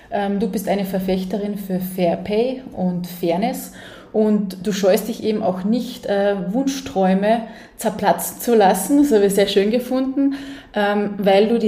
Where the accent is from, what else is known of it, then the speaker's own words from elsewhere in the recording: Carinthia, Austria; als Oberkärntnerin bin ich mit dem eigentlich fast gar nicht in Berührung gekommen.